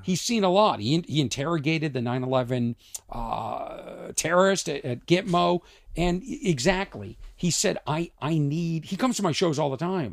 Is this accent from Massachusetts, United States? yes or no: yes; Boston, Massachusetts, United States; I'm from, I'm from New England